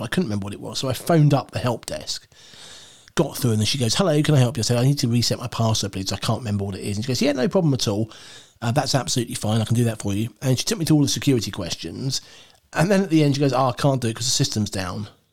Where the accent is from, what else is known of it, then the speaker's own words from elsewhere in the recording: United Kingdom; I'm British.